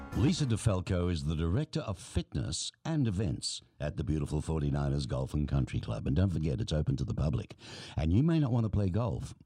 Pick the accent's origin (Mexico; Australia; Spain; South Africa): Australia; we grew up on American and British television